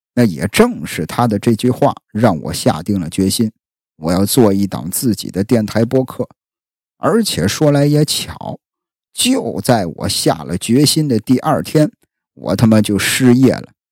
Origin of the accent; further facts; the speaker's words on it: Jinan, Shandong, China; accent: Jinan dialect; 我是山东人，啊，山东济南人